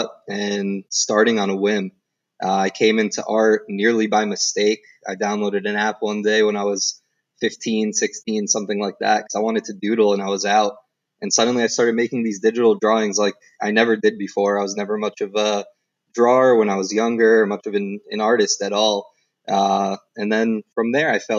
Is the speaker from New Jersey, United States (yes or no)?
yes; New Jersey, United States; I grew up in New Jersey. I lived in Jersey pretty much all my life up until I was 18